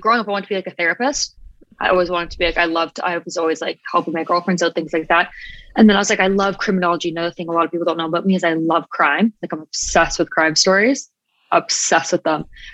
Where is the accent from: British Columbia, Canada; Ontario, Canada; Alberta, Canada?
Ontario, Canada; Pickering; I grew up in Pickering, which is in Canada, pretty small.